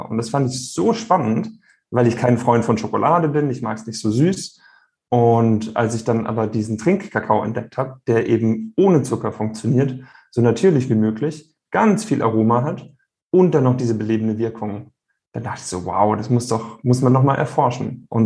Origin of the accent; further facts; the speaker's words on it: Rhineland-Palatinate, Germany; Der Riesling aus meiner Heimat der Pfalz, der schmeckt nicht so wie der Riesling aus Kalifornien.